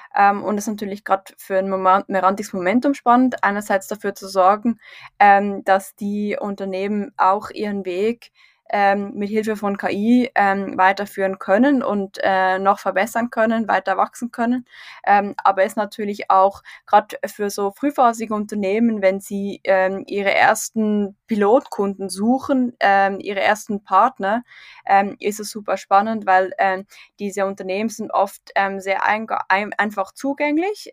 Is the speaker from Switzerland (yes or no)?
yes; Switzerland; also born or lived in St. Gallen; in der Schweiz auf dem Land aufgewachsen